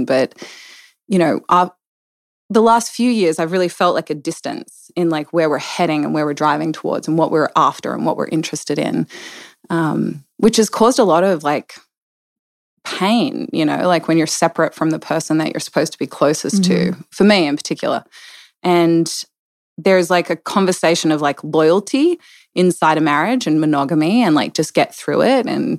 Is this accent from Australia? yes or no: yes; Australia; moved away; I am. I'm originally from Australia. From my dad was in the military, so a little bit all over down there, all over down under.